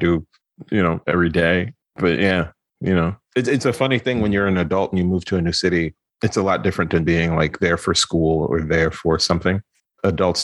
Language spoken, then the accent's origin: English; New York, United States; moved away as an adult; also born or lived in Philadelphia; I'm from Brooklyn originally.